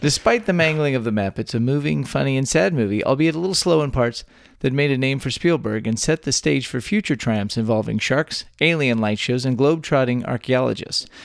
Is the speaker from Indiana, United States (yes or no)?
no; Texas, United States; born or raised there